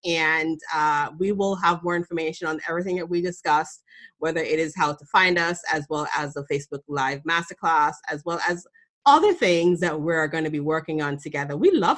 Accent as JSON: {"language": "English", "town": "Boston", "region": "Massachusetts", "country": "United States", "said": "I'm from Boston"}